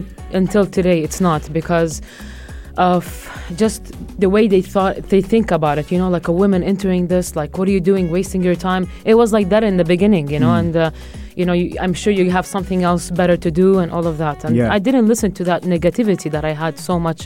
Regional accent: Jerusalem, Palestine; I'm from Jerusalem

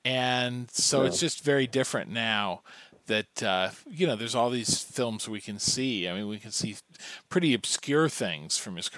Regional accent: Kansas, United States; Well, I grew up in Kansas

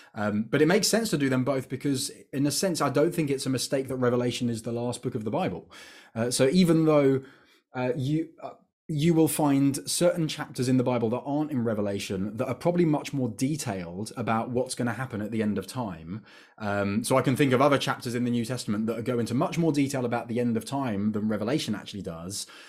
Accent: United Kingdom; I'm British

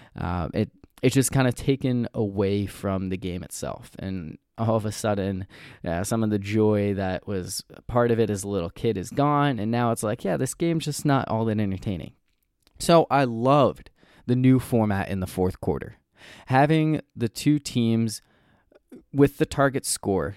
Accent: New Hampshire, United States; moved away; growing up in New Hampshire, uh, we always had President's Day off school

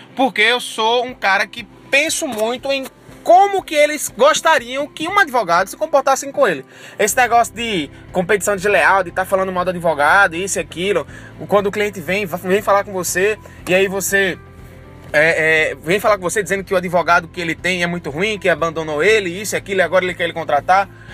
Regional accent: Barreiros, Pernambuco, Brazil; also born or lived in Recife; Barreiros porque é minha cidade natal, eu tenho minha família lá, meus pais moram lá

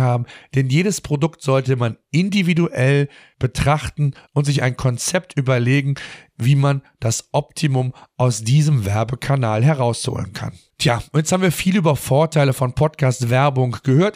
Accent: Germany; bei uns in Deutschland

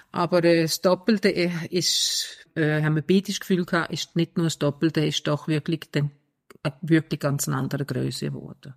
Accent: Denmark; now in Switzerland; ich bin ursprünglich aus Dänemark

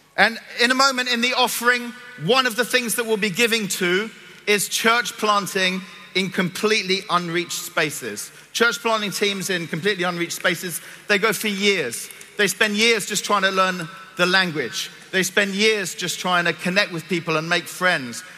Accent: Cyprus; moved away; I'm from Cyprus. I was born and grew up in Cyprus.

